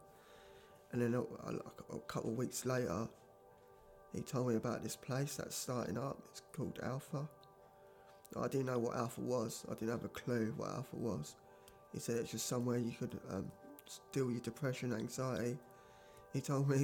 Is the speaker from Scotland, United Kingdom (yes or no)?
no; Maidstone, South East England, United Kingdom; moved away as an adult; I'm originally from Maidstone in Kent. I've been up this way for nearly 10 years